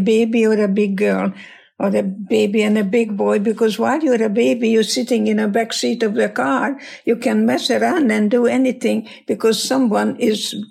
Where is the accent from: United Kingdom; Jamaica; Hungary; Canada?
Hungary; English is a second language; moved away as an adult; now in United States; And I'm Hungarian, and my English is your English